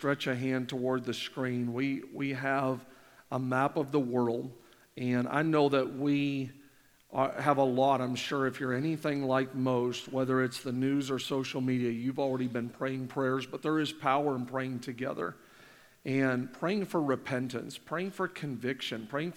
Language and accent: English; Canada; moved away; I'm born and raised in Canada.